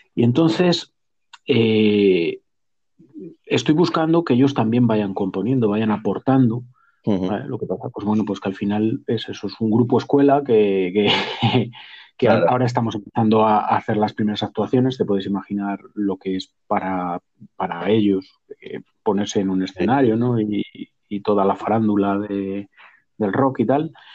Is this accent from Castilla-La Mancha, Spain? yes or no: yes; Cuenca, Castilla-La Mancha, Spain; now in Madrid, Spain; yo soy de Cuenca